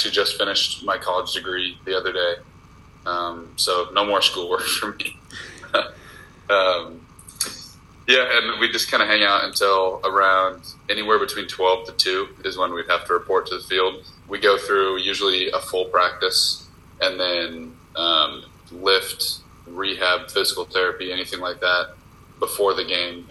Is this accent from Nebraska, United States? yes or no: yes; Nebraska, United States; born or raised there